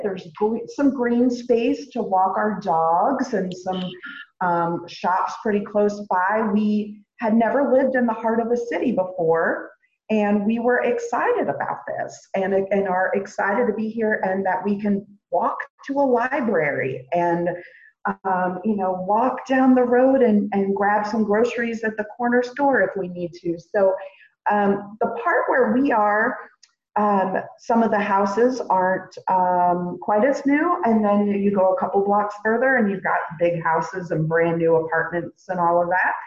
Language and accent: English; East Coast, United States; moved away as an adult; also born or lived in Arkansas; now in Milwaukee, United States; We are originally from the East Coast, but we were in Arkansas before this for six years.